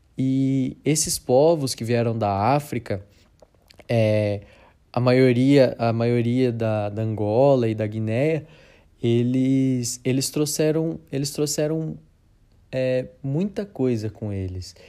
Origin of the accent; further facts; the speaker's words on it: Sorocaba, São Paulo, Brazil; nós aqui, é, que somos de, de Sorocaba, né, do interior de São Paulo